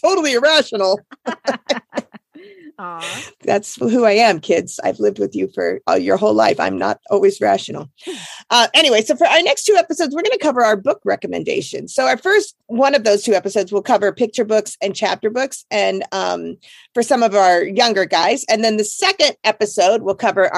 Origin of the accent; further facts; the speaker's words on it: Philadelphia, Pennsylvania, United States; moved away; I came from Philly